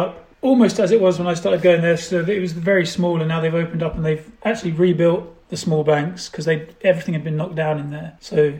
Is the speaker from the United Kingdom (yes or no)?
yes; Kingston upon Thames, London, United Kingdom; So I grew up just outside London, near a place called Kingston, sort of southwest.